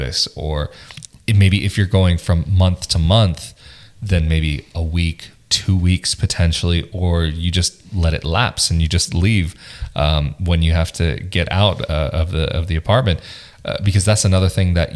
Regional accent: United States; now in Italy; growing up in the States, I mean, sometimes we lived in apartment complexes

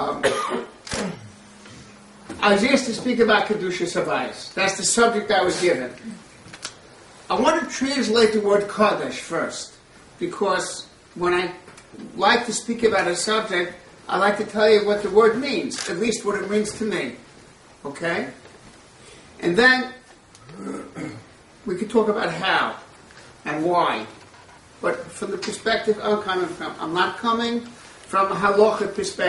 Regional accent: Israel; I'm from Israel

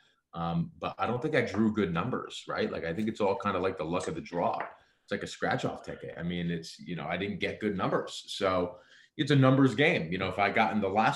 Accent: United States; being American born

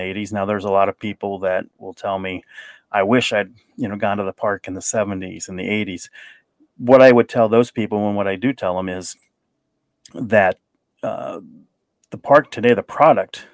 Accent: Kings Island area, Ohio, United States; moved away as an adult; also born or lived in Albany, New York; I never thought it would happen at Kings Island and be able to do it in my hometown.

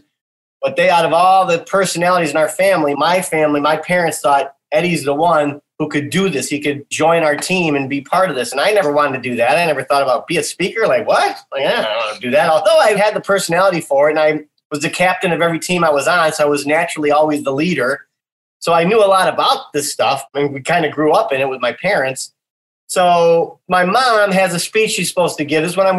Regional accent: Midwest, United States; also born or lived in Chicago, United States; I was born in Chicago, Illinois, and raised in the Midwest, moved around a little when I was a kid.

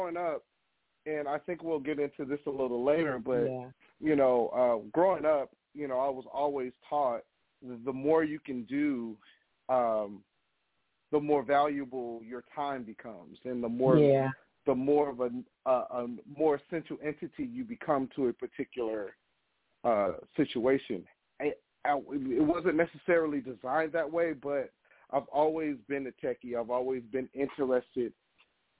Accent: Miami, Florida, United States; now in Atlanta, United States; born and raised in Miami, Florida

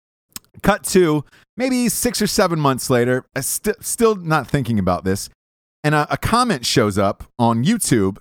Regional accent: Georgia, United States; I grew up in Georgia

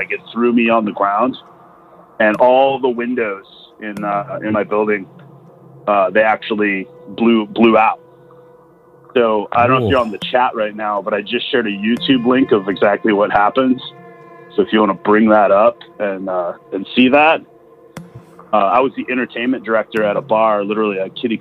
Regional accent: Wisconsin, United States; I'm also from Wisconsin

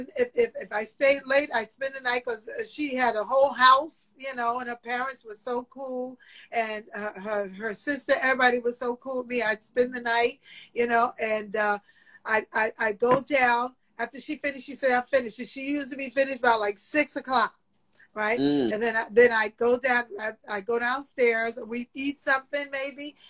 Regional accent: New York City, New York, United States; I'm from Queens

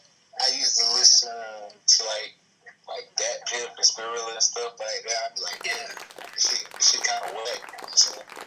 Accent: Upstate South Carolina, United States; From South Carolina. You already know the upstate 864.

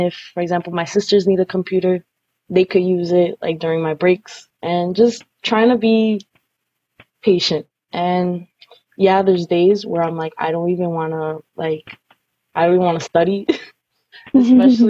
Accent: New York, United States; I'm Colombian, but I was born here in New York

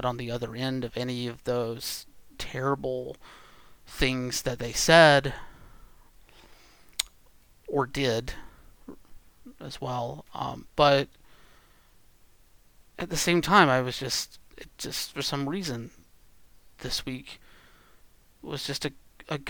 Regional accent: the South, United States; growing up in the South

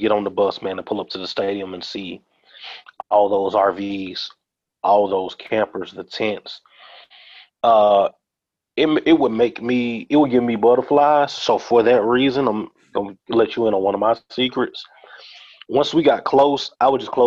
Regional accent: Birmingham, Alabama, United States; moved away; also born or lived in Baton Rouge, Louisiana; my hometown of Birmingham, Alabama

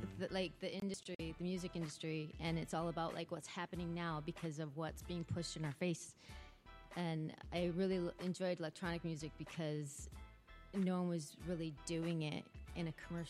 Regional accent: Detroit, Michigan, United States; now in Los Angeles, United States; Well, I'm from Detroit.

